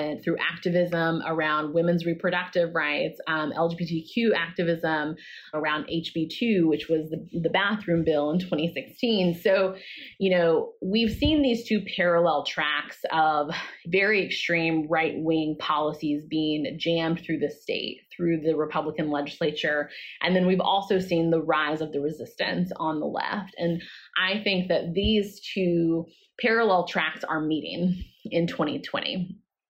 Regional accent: North Carolina, United States; I am personally from North Carolina

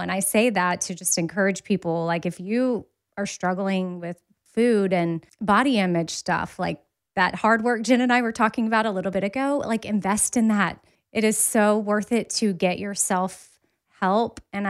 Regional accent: Austin, Texas, United States; It was, we grew up in Onion Creek, so South Austin.

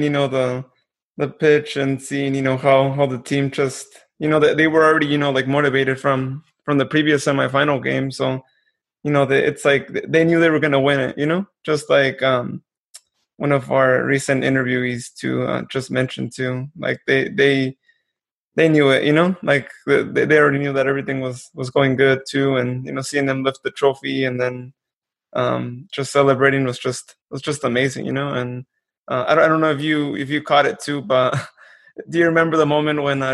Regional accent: Modesto, California, United States; I'm from Modesto over here too

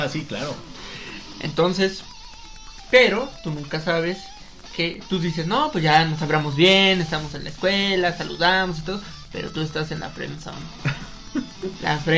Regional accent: Mexico; ahora sí, como buen mexicano, ahora sí lo hacemos.

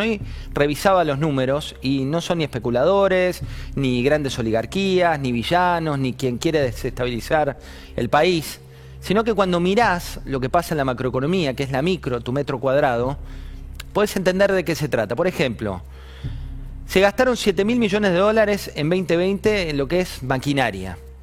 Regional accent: Argentina; nuestra bendita Argentina

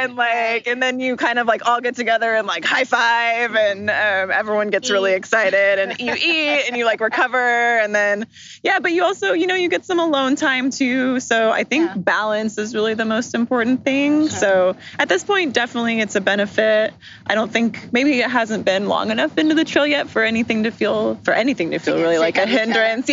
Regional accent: Portland, Oregon, United States; I'm from Portland, Oregon

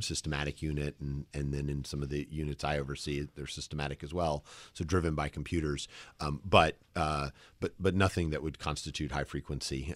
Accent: the South, United States; accent: the slightest wisp; moved away; I'm from the South

